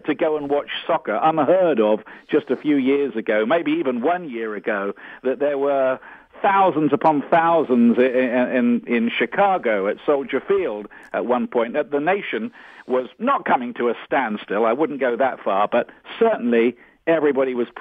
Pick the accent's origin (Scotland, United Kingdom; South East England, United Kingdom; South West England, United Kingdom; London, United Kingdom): South East England, United Kingdom; Portsmouth; my hometown of Portsmouth on the south coast of England